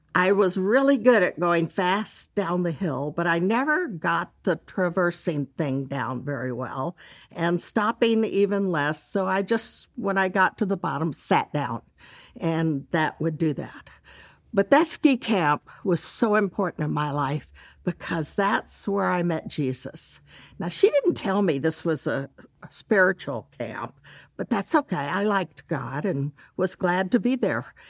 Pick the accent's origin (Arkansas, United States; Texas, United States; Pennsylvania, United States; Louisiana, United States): Texas, United States; Dallas; I grew up in Dallas